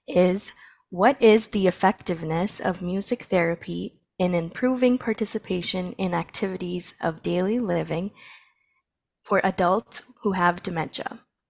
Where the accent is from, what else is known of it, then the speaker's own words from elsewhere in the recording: Brampton, Ontario, Canada; I was born and raised in Brampton, Ontario, Canada.